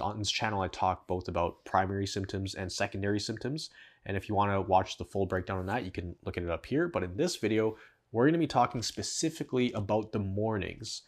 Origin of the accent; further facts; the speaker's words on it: Canada; I'm from Canada